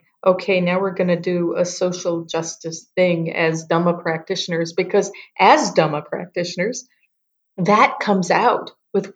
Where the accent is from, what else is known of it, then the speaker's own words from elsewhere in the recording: United States; moved away as an adult; now in Yangon, Myanmar; I'm American, but I live here.